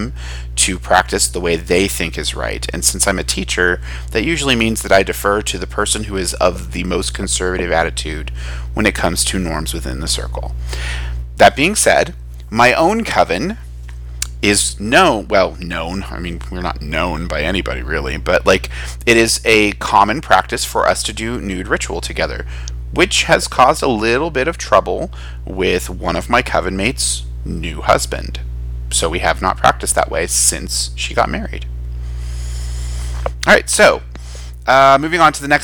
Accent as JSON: {"language": "English", "country": "United States", "said": "since I'm American"}